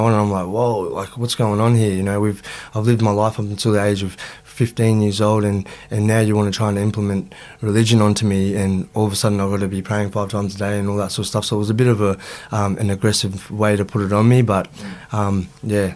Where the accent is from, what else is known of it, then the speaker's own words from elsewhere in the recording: Melbourne, Victoria, Australia; also born or lived in Gold Coast; now in Sydney, Australia; I was born in Moonee Ponds, grew up in Broadmeadows.